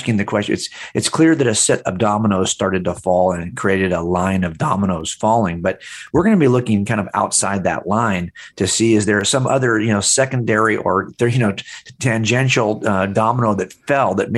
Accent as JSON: {"language": "English", "area": "Los Angeles County", "region": "California", "country": "United States", "tie": "born or raised there", "said": "I grew up here in Los Angeles County."}